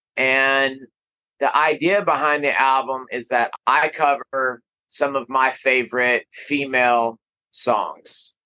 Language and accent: English; Amarillo, Texas, United States; I am from Amarillo